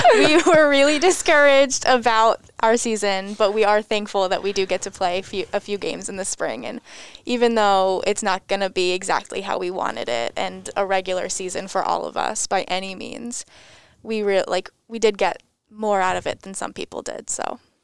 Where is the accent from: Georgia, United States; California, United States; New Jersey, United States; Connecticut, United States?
Connecticut, United States; Enfield; I'm from about an hour north up in Enfield, Connecticut. I went to Enfield High School